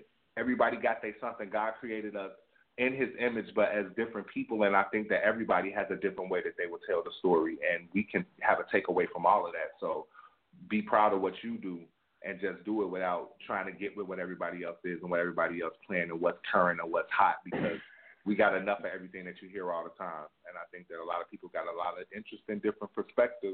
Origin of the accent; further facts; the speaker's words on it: Chicago, Illinois, United States; I'm from Cabrini Green Project